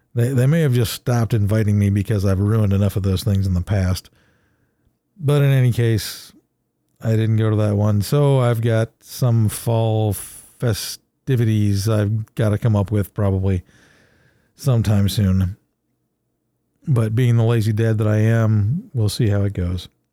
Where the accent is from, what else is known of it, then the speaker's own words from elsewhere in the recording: Ohio, United States; I'm from Ohio, but I was never a Buckeye